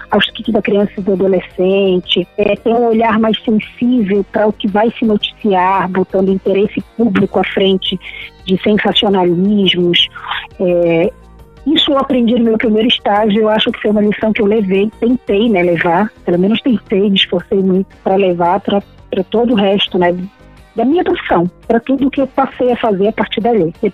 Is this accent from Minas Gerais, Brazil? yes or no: no; Pará, Brazil; Eu sou paraense, né?